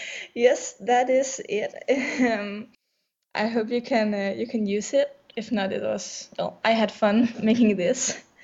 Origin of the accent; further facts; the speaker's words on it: Denmark; English is a second language; I'm from Denmark, so that is why if my English is a bit rusty